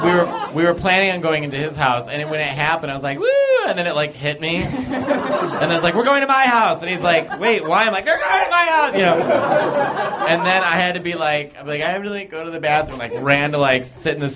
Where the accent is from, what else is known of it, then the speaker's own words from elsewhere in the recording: Chicago, Illinois, United States; I'm from Chicago